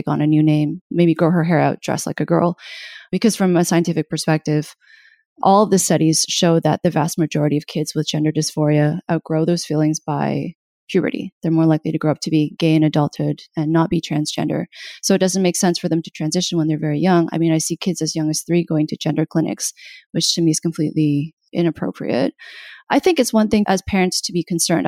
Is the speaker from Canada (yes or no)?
yes; Canada; I'm Canadian.